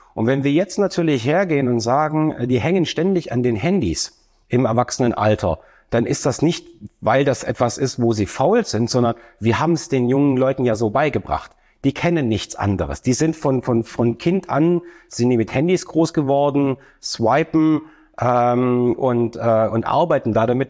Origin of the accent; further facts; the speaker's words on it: Stuttgart, Baden-Württemberg, Germany; komme aus der ähm, wunderschönen Stadt Stuttgart